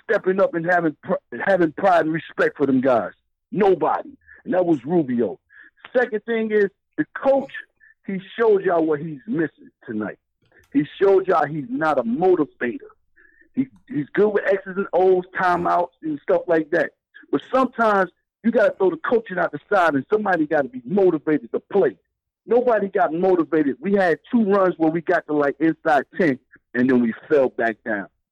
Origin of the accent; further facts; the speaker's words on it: New York, United States; now in North Carolina, United States; I'm from New York. I'm down in North Carolina